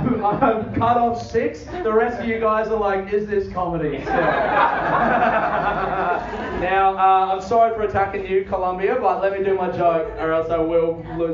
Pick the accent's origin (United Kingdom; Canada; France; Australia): Australia; Adelaide, South Australia; I'm from Adelaide, grew up in Adelaide. I'm actually half Colombian because my mum was backpacking around.